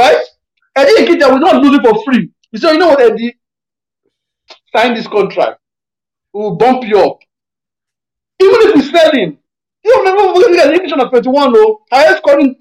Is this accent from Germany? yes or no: no; Nigeria; we're Nigerian people now.